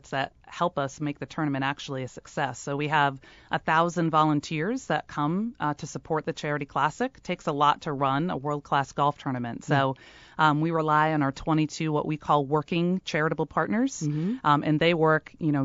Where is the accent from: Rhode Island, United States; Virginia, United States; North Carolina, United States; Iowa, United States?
Rhode Island, United States; including my home state and our home state of Rhode Island